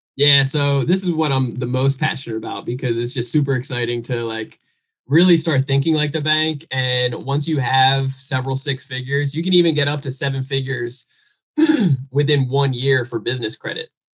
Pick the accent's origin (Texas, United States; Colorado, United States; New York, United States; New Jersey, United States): New Jersey, United States; I'm originally from New Jersey